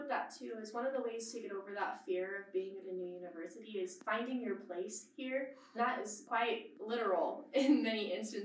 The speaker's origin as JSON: {"language": "English", "town": "South Jordan", "region": "Utah", "country": "United States", "said": "I am a junior studying international studies and Portuguese, and I am from South Jordan, Utah."}